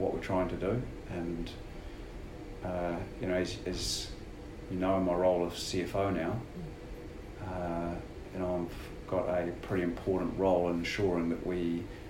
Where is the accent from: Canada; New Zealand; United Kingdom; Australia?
New Zealand; moved away as an adult; also born or lived in United States; I was a Kiwi coming home.